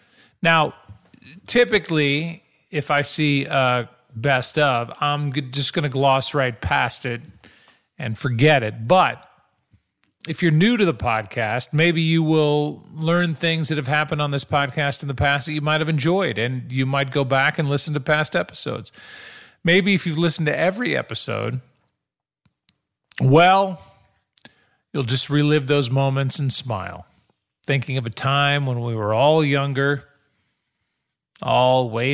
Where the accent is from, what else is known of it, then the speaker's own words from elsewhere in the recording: St. Louis, Missouri, United States; I can do that joke because I'm from St. Louis. I'm from the Midwest, so it works.